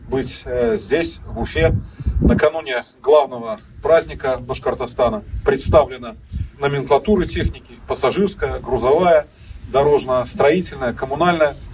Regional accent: Belarus; мы, белорусы

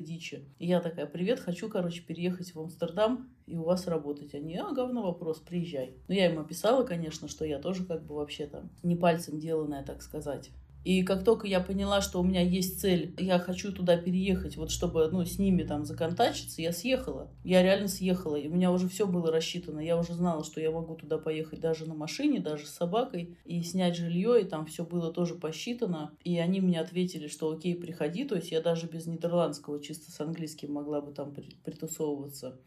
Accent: Russia; из России

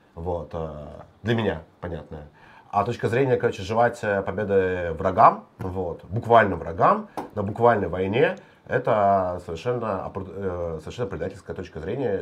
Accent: Klintsy, Bryansk Oblast, Russia; мой родной город

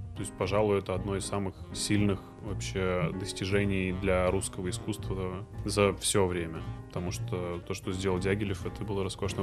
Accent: Izhevsk, Udmurtia, Russia; born or raised there; also born or lived in Ashgabat, Turkmenistan; now in Moscow, Russia

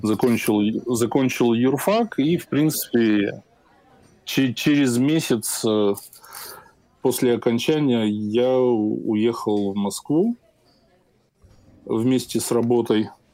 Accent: Minsk, Belarus; я сам из Минска, Э, родители из Минска

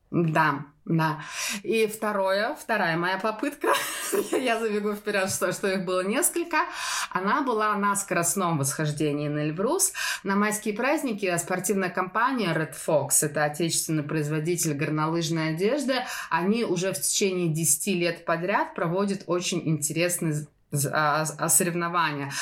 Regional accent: Moscow, Russia; moved away; Я из Москвы

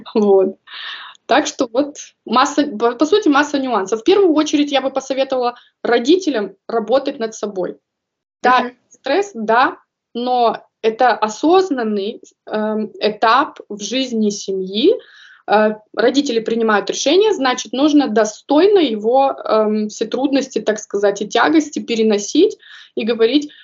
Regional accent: Kazakhstan; moved away as an adult; also born or lived in North Rhine-Westphalia, Germany; now in Stuttgart, Germany; я родом из Казахстана

